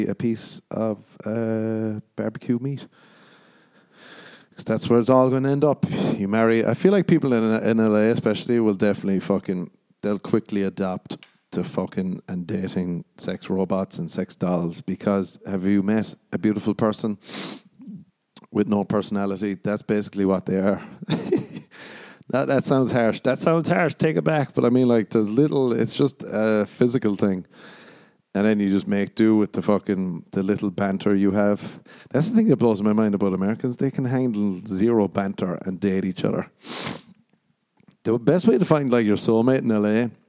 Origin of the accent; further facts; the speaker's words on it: Ireland; I come from Ireland. I come from Ireland